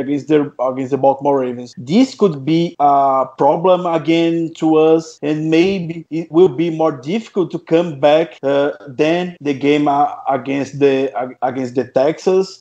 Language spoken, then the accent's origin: English; Brazil; English is a second language; I'm from Brazil